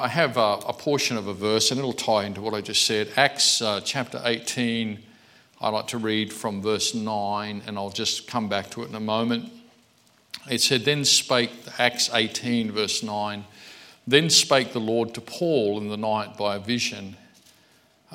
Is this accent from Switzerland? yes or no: no; Australia; I'm an Australian Christian. I was saved in this country